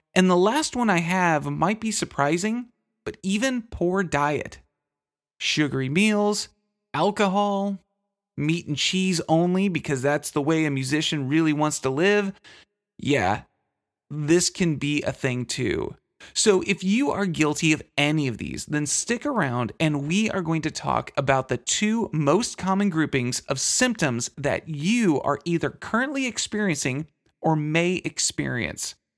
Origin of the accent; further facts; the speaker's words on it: Texas, United States; I'm from Texas